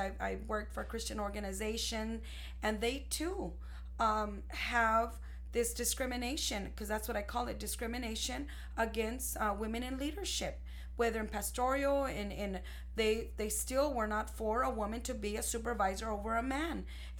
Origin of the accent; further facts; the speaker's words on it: Ciudad Juarez, Chihuahua, Mexico; because we're both Mexicans from Mexico. We're from Ciudad Juarez, Chihuahua. And I was not raised there.